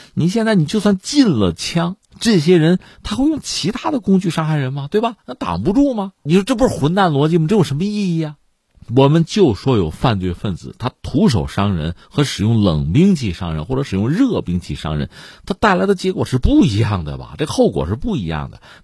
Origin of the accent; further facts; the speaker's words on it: China; 我们是中国人